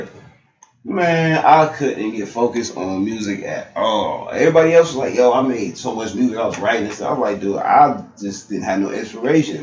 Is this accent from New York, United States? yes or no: yes; Buffalo, New York, United States; I grew up in like the Perrys and the mm-hmm. Langfield